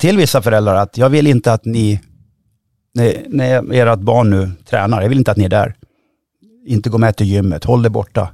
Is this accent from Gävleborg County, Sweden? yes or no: yes; Hofors, Gävleborg County, Sweden; Jag växte upp i Hofors